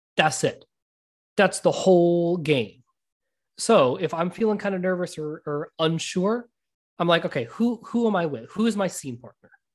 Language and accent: English; United States; also born or lived in India; I was born in India, but I'm American